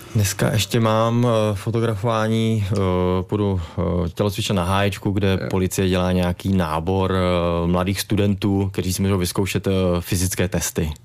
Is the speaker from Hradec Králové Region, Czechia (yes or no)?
yes; Hradec Králové, Hradec Králové Region, Czechia; jsme tady z Hradce nebo z, z Královéhradeckého kraje